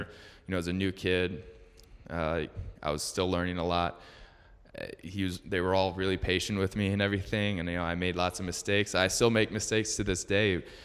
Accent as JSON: {"language": "English", "area": "Metro Detroit", "region": "Michigan", "country": "United States", "tie": "born or raised there", "also_born_or_lived": "Utah", "moved": "as an adult", "said": "I was born and raised in Metro Detroit, uh, Michigan"}